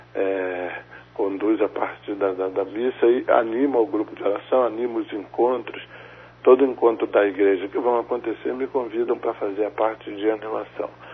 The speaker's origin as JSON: {"language": "Portuguese", "region": "Rio de Janeiro", "country": "Brazil", "tie": "born or raised there", "said": "Desde que nasci, moro aqui no Rio de Janeiro. Eu moro num bairro chamado Irajá"}